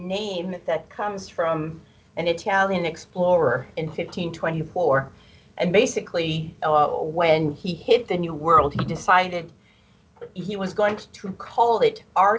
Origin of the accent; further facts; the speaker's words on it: Clair, New Brunswick, Canada; also born or lived in Fort Kent, Maine, United States; I was born in Fort Kent, Maine, but I grew up on the other side of the St. John River in Clare, New Brunswick. So basically, I grew up with two citizenships, like a lot of the people in the St. John Valley.